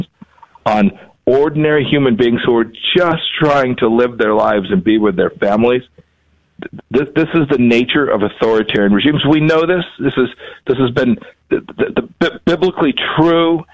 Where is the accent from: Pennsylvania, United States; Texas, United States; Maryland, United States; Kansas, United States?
Kansas, United States; I'm from Kansas. I'm from the Midwest